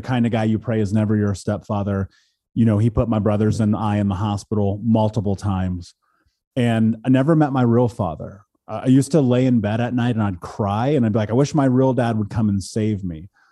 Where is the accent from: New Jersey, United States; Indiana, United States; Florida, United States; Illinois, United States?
Indiana, United States; Indianapolis; I grew up in Indianapolis here in America